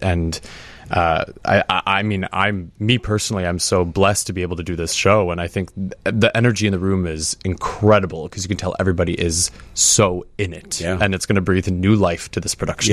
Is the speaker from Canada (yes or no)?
yes; Canada; I'm Canadian